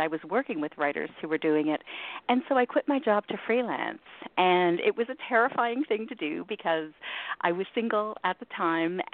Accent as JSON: {"language": "English", "town": "Toronto", "region": "Ontario", "country": "Canada", "tie": "born or raised there", "said": "I grew up in Toronto"}